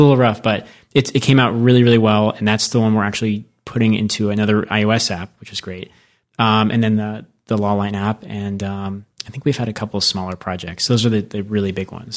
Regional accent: Arizona, United States; moved away; also born or lived in New York; I grew up in Arizona

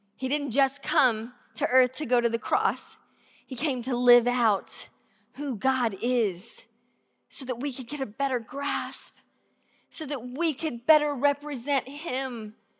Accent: Georgia, United States; now in Tacoma, United States; I grew up in Georgia, in a really small town

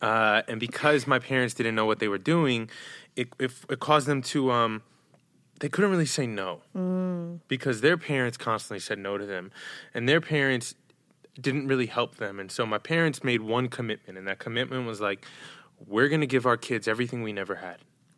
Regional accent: New York, United States; I'm from New York.

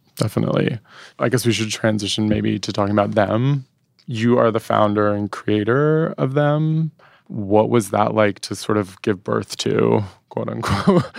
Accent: Washington, District of Columbia, United States; moved away as an adult; now in New York, United States; I grew up in Washington, D C

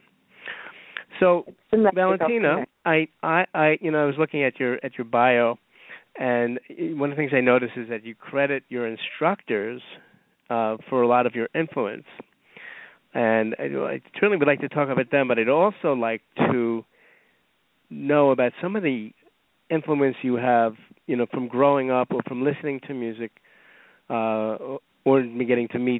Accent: New York City, New York, United States; as a New Yorker

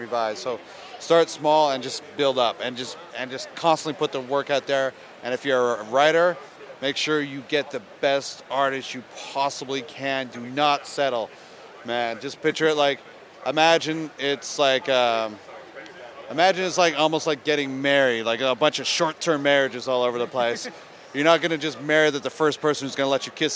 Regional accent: Ontario, Canada; where I grew up in Ontario, it was not cool to listen to rap

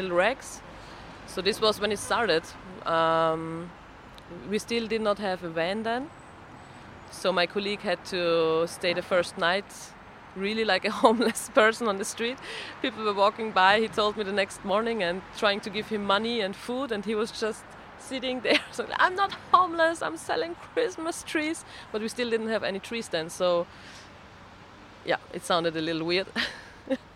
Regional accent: Vienna, Austria; I'm from Vienna, from Austria, in Europe

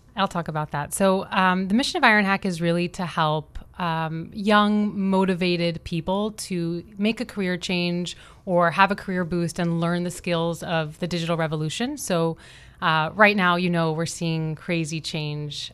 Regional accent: Florida, United States; also born or lived in Pittsburgh, Pennsylvania; am from Florida, so I was born and raised in Florida, but a recent Miami transplant, I've been here for six years

